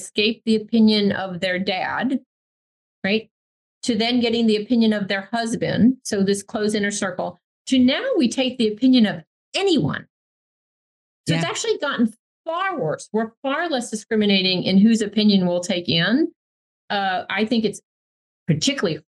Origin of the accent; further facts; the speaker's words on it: New York, United States; I grew up in New York